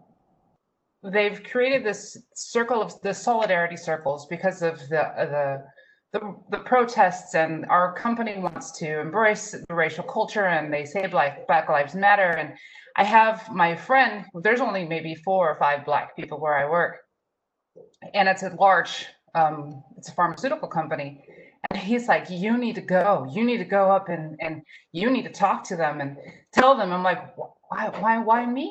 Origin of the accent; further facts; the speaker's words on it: Tucson, Arizona, United States; I was raised in Tucson, Arizona